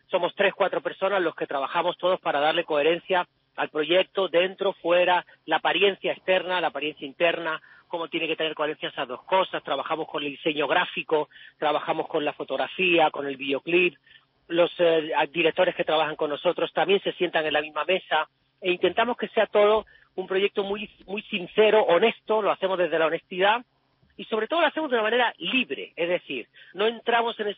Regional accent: Andalusia, Spain; a pesar de que yo soy andaluz y el, y el, flamenco siempre ha sido la música cultural por excelencia de mi casa

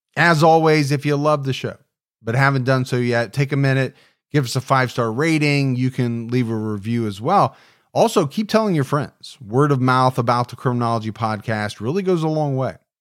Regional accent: Ohio, United States; my home state of Ohio

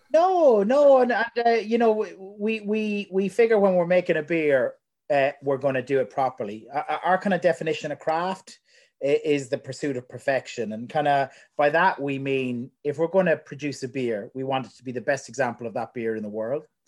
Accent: Ireland; moved away as an adult; also born or lived in United Kingdom; now in New Zealand; Growing up in Ireland

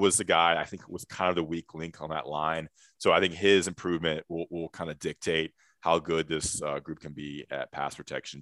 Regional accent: Greensboro, North Carolina, United States; in Greensboro, North Carolina, my hometown, my high school.

